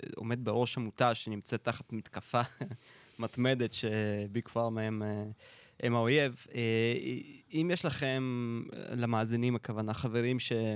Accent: Russia; now in Israel; כשהייתי קטן ברוסיה הסובייטית

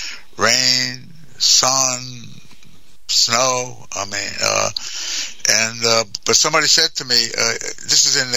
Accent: New York, United States; also born or lived in New Jersey; I was raised in New York, but I'm from, I was born in New Jersey

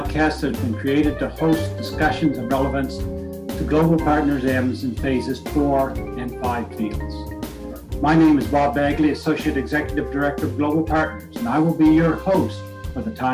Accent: New Brunswick, Canada; I come from New Brunswick

